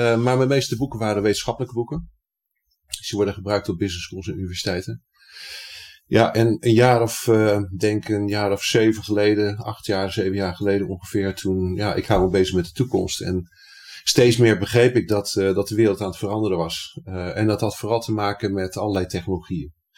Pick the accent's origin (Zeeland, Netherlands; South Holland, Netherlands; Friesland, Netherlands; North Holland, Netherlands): South Holland, Netherlands; Rotterdam; ik ben Rotterdammer.